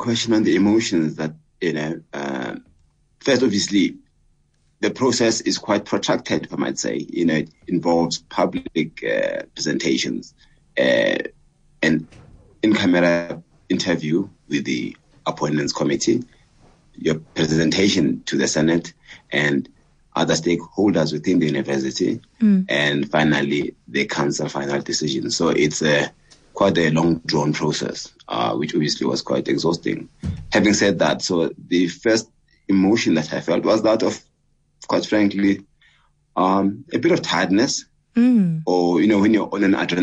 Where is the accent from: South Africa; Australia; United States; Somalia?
South Africa; Katlehong, Gauteng; growing up in Katlehong in the 1970s, I was born in, on the 3rd of April, 69, growing up in Katlehong, having done all my schooling in Katlehong